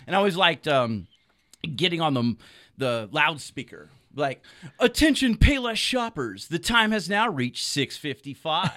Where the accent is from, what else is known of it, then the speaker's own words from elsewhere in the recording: Solano County, California, United States; I grew up in Solano County on the other side of the hills